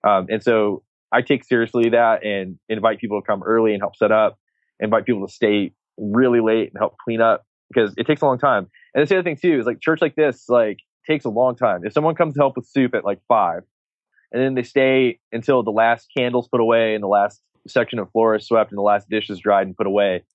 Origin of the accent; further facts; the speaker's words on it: Texas, United States; I'm from Texas